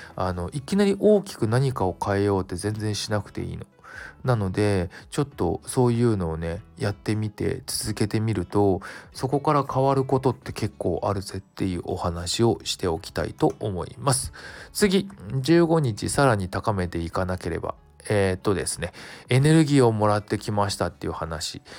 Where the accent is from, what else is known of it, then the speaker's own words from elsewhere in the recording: Kanto, Japan; 関東を関東だけかなであの何店舗かあるみたいなお店なんだけどちょうどあの僕の実家の近くで子供の頃からよく利用してるとこ